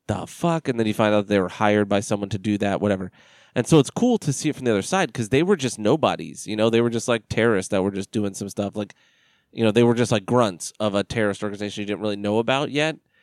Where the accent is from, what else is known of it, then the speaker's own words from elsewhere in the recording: United States; I'm as American as they come